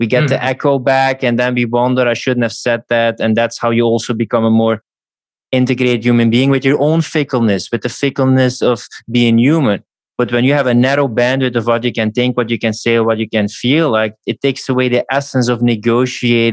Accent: Belgium; I come from Belgium

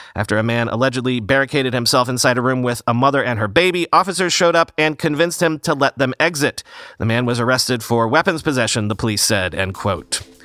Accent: New York, United States; as a New Yorker

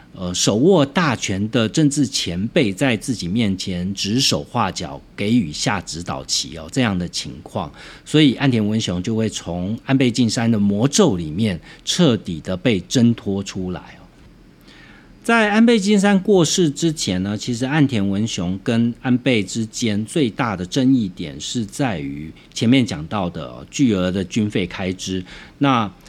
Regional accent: Taiwan; 我们身为一个台湾人

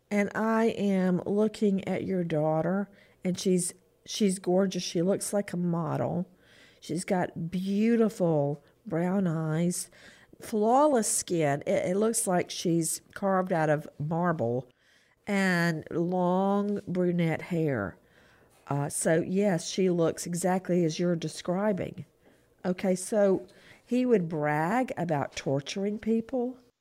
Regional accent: Macon, Georgia, United States; moved away; I went home to my hometown of Macon

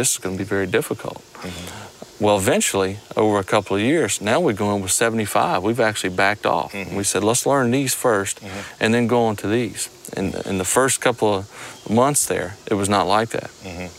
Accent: Mississippi, United States; Well, I'm from here. I'm from South Mississippi.

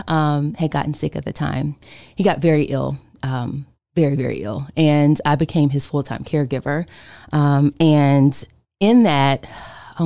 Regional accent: Winston-Salem, North Carolina, United States; moved away; also born or lived in Chicago; I moved here from Chicago. I'm from Winston-Salem, and I got married, so I moved back

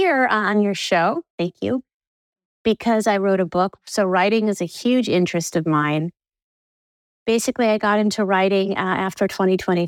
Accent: Danville, California, United States; moved away; I grew up in Danville, which is a suburb about an hour, well, back then about a half hour southeast of San Francisco

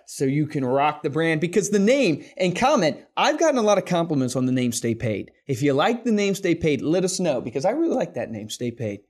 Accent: Central Virginia, United States; also born or lived in Fort Worth, Texas; I was born in Fort Worth, lived there for a year, then grew up that. in Central Virginia because my dad is a pastor

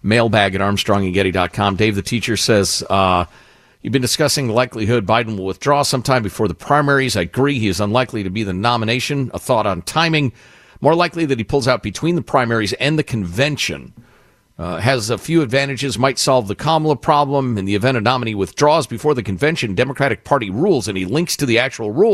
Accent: Chicago, Illinois, United States; moved away; I grew up in Chicagoland.

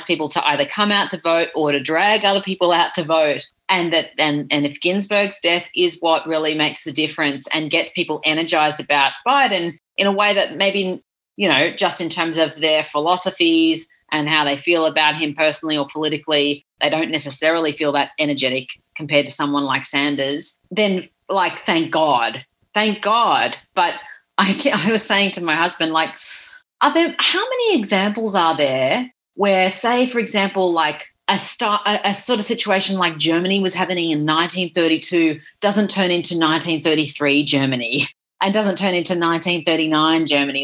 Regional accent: Australia; as an Australian

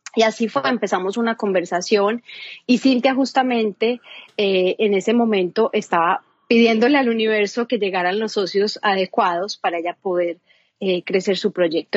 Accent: Medellín, Antioquia, Colombia; soy colombiana, soy de Medellín

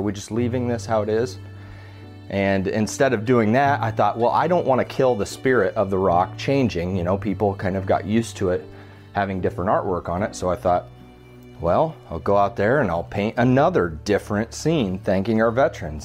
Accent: Fontenelle, Iowa, United States; also born or lived in Creston, Iowa; I was born in Creston, Iowa, and I grew up in the little town of Fontenelle, Iowa, about 600 people

